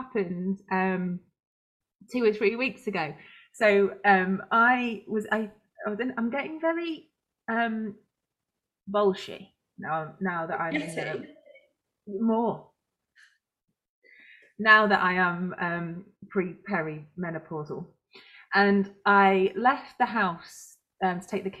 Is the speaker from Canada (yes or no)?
no; Cheshire countryside, North West England, United Kingdom; moved away; I grew up in the Cheshire countryside, like genuinely most of my kiddie life